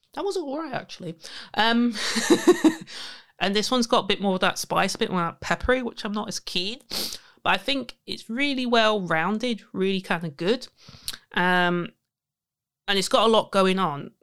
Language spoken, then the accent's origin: English; Leicester, East Midlands, United Kingdom; my hometown of Leicester.